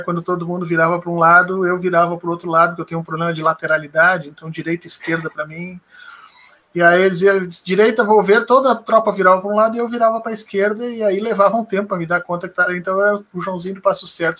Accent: Porto Alegre, Rio Grande do Sul, Brazil; moved away as an adult; now in Brasília, Brazil; Eu sou de Porto Alegre, do Rio Grande do Sul

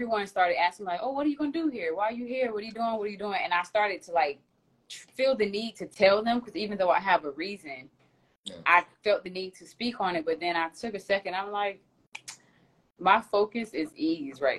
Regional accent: Florida, United States; moved away as an adult; also born or lived in New York; Even though I'm from Florida, I've been gone for almost 9 years

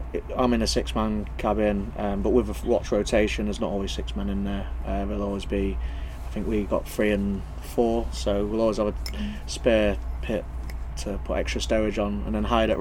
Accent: Lincolnshire, East Midlands, United Kingdom; I'm from Lincolnshire

